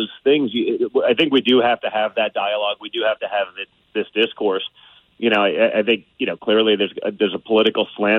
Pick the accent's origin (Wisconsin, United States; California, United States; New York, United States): New York, United States; I'm from New York too